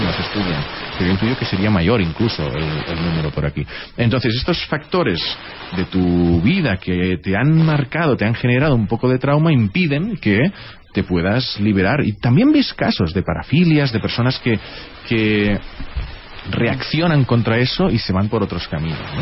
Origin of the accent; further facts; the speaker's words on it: southern Catalonia, Spain; accent: Tortosino Catalan; yo también soy del sur de Cataluña y mi catalán es como